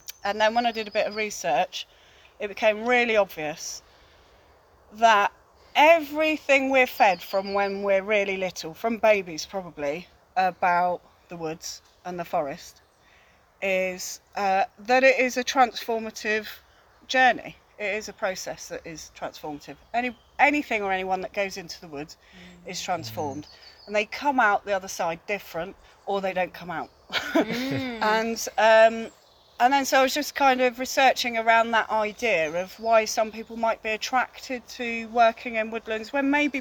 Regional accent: China Clay area, South West England, United Kingdom; I grew up in the China Clay area

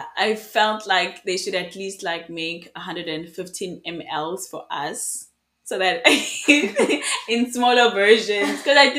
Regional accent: Eswatini; moved away as an adult; now in Ireland; I am from Swaziland. Mm-hmm. I am currently pursuing my studies in Ireland.

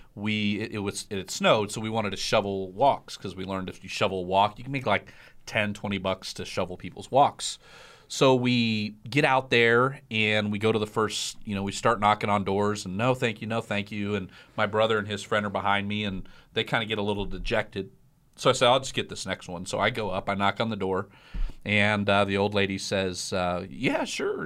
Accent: Iowa, United States; I grew up in Iowa

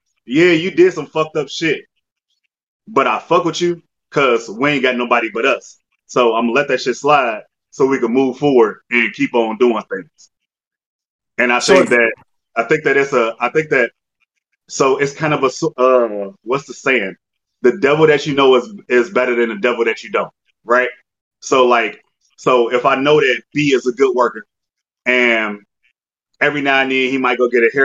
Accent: United States; I'm an American. If anything, I'm Native American. I was born here. I was raised here. I've always been from here.

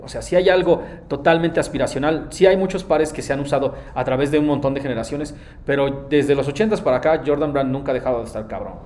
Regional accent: Nezahualcóyotl, State of Mexico, Mexico; yo soy de Nesa

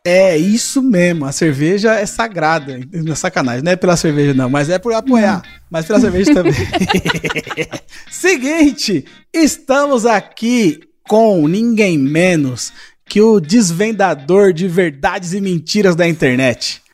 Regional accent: Zona Leste, São Paulo, Brazil; eu sou da Zona Leste, não saio daqui, não.

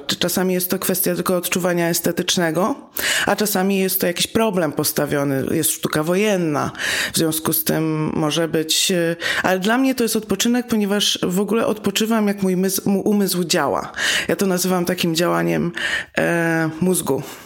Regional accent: Warsaw, Masovian Voivodeship, Poland; jestem z Warszawy

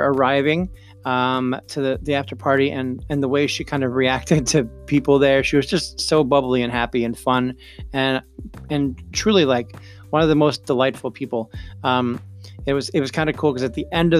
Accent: upstate New York, United States; my hometown in upstate New York

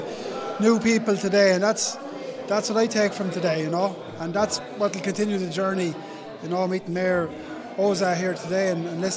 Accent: Ireland; we're Irish people

